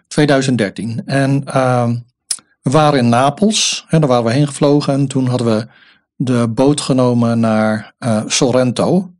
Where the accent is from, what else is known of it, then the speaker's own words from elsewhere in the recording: Rotterdam, South Holland, Netherlands; ik ben ook een Rotterdammer